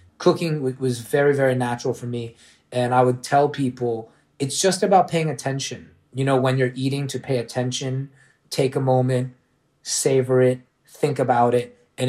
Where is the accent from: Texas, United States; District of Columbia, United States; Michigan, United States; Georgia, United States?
District of Columbia, United States; Washington; born there; also born or lived in Orlando, United States; Well, I was a Knicks fan always because I was born in D.C.